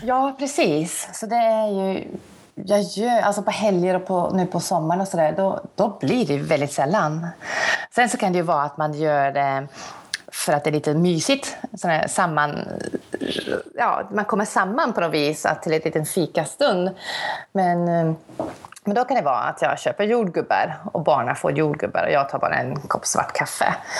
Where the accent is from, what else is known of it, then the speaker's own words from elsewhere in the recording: South Africa; moved away as an adult; now in Sweden; Jag är ju uppvuxen i Sydafrika